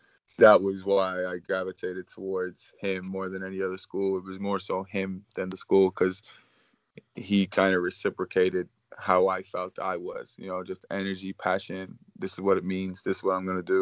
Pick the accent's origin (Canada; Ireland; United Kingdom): Ireland; moved away; I'm coming from Ireland